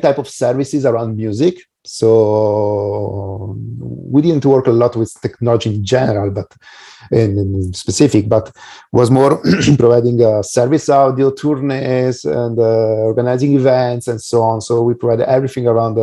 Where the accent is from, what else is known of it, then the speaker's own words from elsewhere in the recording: Italy; I'm from Italy, but I also have done business in Europe and US as well